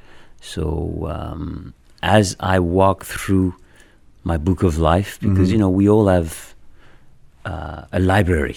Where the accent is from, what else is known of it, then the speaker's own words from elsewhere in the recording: Paris, Île-de-France, France; English is a second language; moved away; I grew up in France, Paris